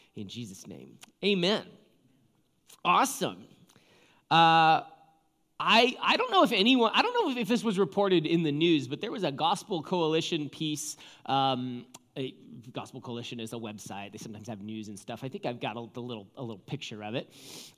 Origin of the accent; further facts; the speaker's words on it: Seattle, Washington, United States; Well, we're from Seattle, so we know about this stuff.